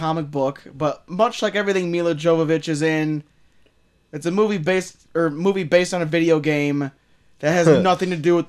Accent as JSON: {"language": "English", "country": "United States", "said": "because I'm American"}